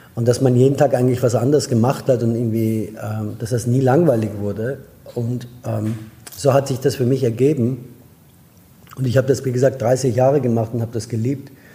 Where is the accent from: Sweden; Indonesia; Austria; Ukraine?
Austria; German is a second language; moved away as an adult; also born or lived in Iran / France / Germany / United States; now in Barcelona, Spain; bin in Österreich groß geworden